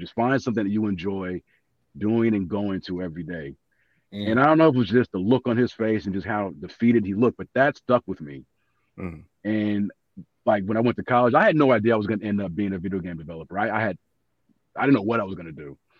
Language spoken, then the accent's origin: English; Los Angeles, California, United States; I'm from LA.